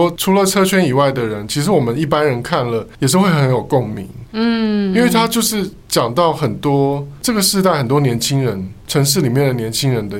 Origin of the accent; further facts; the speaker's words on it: southern Taiwan, Taiwan; now in Taipei, Taiwan; 像我们这样子从南部来到台北发展的青年，嗯、我们现在已经变中年了。